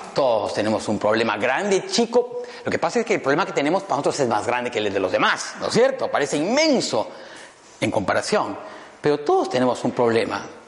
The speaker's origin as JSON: {"language": "Spanish", "region": "Cusco", "country": "Peru", "also_born_or_lived": "Madrid, Spain", "moved": "yes", "lives_now": "Lima, Peru", "said": "Yo soy peruano, cusqueño"}